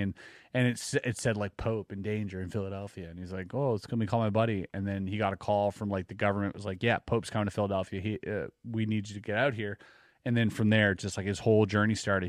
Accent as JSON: {"language": "English", "region": "Quebec", "country": "Canada", "tie": "born or raised there", "said": "growing up in Quebec"}